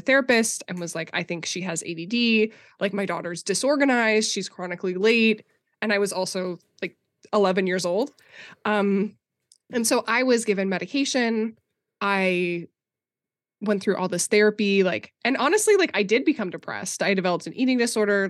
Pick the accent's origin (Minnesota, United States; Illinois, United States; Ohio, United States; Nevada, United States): Minnesota, United States; I grew up conservative Christian in Minnesota, like, very evangelical